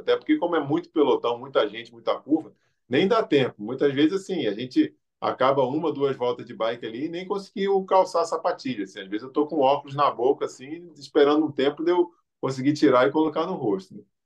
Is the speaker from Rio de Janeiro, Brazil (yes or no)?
yes; Rio de Janeiro, Brazil; nasci no Rio de Janeiro